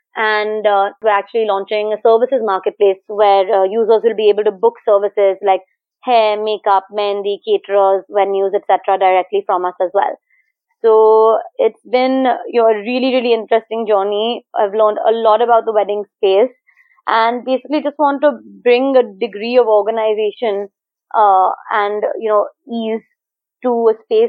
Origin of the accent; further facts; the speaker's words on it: Manila, Philippines; also born or lived in India / Singapore; So going way back, I grew up partly in India, Singapore, and the Philippines, and I actually graduated high school from Manila